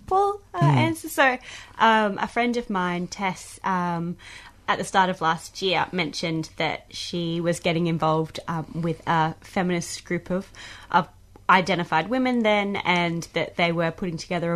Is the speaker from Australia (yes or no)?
yes; Queensland, Australia; I'm from Queensland, I refer to bathing suits as togs.